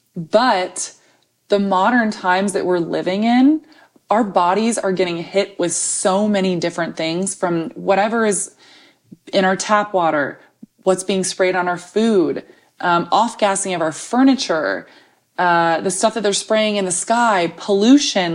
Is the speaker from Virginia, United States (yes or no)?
no; Texas, United States; as a Texan